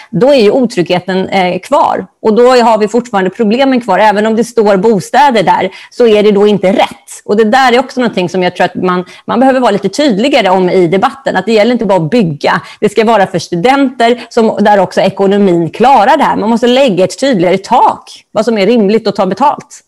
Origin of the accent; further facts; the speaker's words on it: Stockholm, Stockholm County, Sweden; Jag är ju från Stockholm och började på juristlinjen